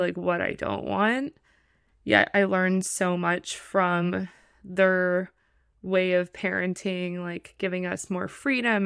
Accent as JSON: {"language": "English", "town": "Los Angeles", "region": "California", "country": "United States", "tie": "born or raised there", "said": "I am from Los Angeles, California, born and raised"}